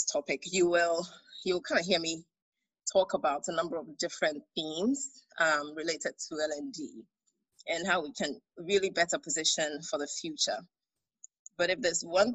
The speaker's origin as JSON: {"language": "English", "town": "Accra", "region": "Greater Accra", "country": "Ghana", "also_born_or_lived": "Minnesota, United States / United Kingdom", "moved": "as an adult", "said": "I am Ga, I'm from Ustu, and so you can't take me away from my Ga Kinki"}